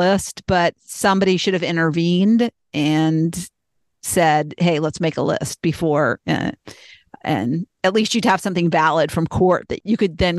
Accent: Boston, Massachusetts, United States; born there; moved away; My father had 3 sisters and he was born in Boston. I was born in Boston. So everybody on his side of the family stayed in Boston, but us, we moved.

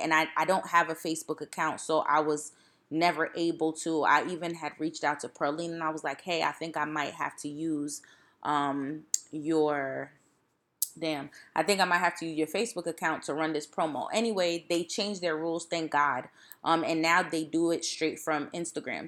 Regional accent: East Orange, New Jersey, United States; I'm from East Orange

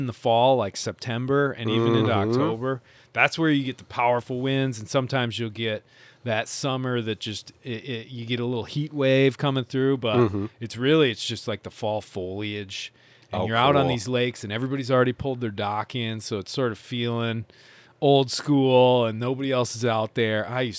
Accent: Michigan, United States; I grew up in Northern Michigan.

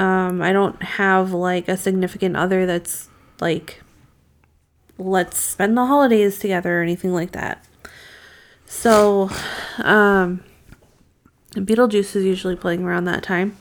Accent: Massachusetts, United States; growing up in Massachusetts when I used to be outside alone for hours

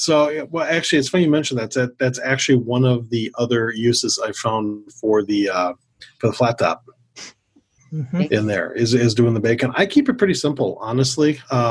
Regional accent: Milwaukee, Wisconsin, United States; also born or lived in Twin Cities, Minnesota; now in Minneapolis–Saint Paul, United States; I grew up in the Milwaukee area in Wisconsin, where the food groups are beer and cheese, and occasionally a bratwurst.

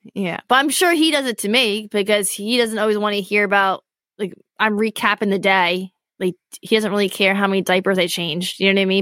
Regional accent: Poconos, Pennsylvania, United States; I grew up in the Poconos

